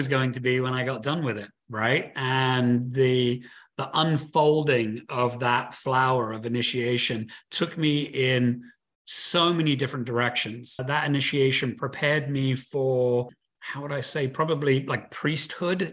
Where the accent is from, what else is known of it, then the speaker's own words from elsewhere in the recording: United Kingdom; That's where I'm from. I'm from Britain